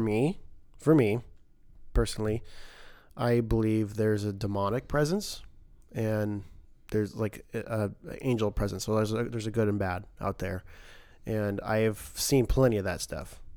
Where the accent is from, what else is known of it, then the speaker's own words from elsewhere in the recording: Idaho, United States; I'm Christian boy from Idaho